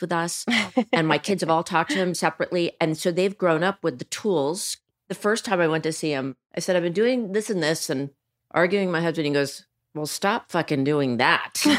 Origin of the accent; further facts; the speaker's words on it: New York City, New York, United States; I grew up in Manhattan